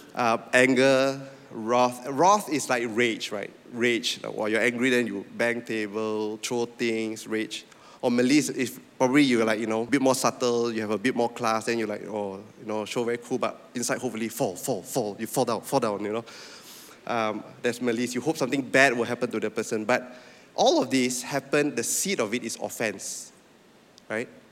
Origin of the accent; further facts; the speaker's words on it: Penang, Malaysia; moved away as an adult; also born or lived in Sabah; I'm from Penang